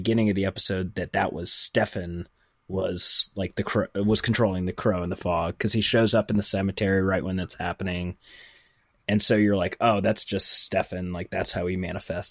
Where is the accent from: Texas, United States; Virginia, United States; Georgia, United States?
Virginia, United States; Northern